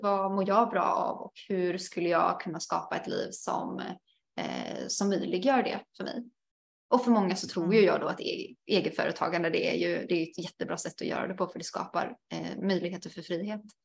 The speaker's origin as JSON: {"language": "Swedish", "town": "Alingsås", "region": "Västra Götaland", "country": "Sweden", "tie": "born or raised there", "also_born_or_lived": "Portugal", "moved": "as an adult", "said": "jag har ganska många förfrågningar från min hemstad, i alla fall när jag eh, bodde i, i Sverige under ett års tid"}